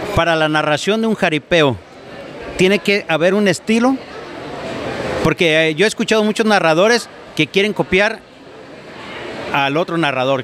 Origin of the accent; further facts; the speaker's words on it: Jalisco, Mexico; now in Oregon, United States; yo soy de Jalisco.